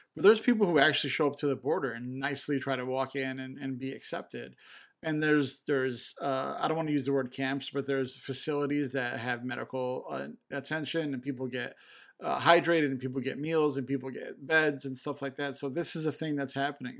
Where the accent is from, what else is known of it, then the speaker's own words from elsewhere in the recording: Chicago, Illinois, United States; I'm from Chicago